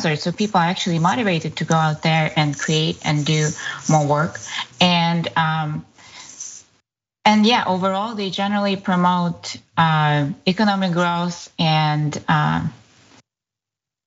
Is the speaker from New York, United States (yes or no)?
yes; Buffalo, New York, United States; I am from Buffalo